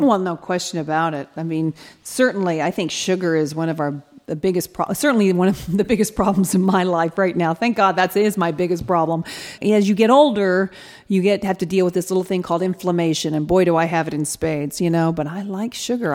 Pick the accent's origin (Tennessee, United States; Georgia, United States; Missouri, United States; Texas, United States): Georgia, United States; Atlanta; moved away as an adult; also born or lived in England; now in California, United States; I actually moved from Atlanta to England